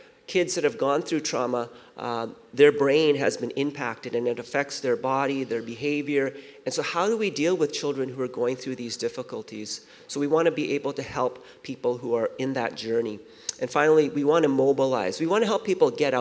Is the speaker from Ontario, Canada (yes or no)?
no; Vancouver, British Columbia, Canada; also born or lived in Seoul, South Korea / Winnipeg; I was born in Seoul, South Korea, and our family came out to Vancouver when I was 5. And when I was living in Vancouver